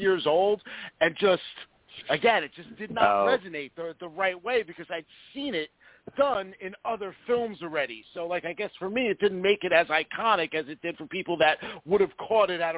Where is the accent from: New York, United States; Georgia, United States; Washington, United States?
New York, United States; now in New Jersey, United States; growing up in New York, like I've said 1,000 times, I didn't have cable at the time. So having cable in Jersey when I first moved out here in 1990-1991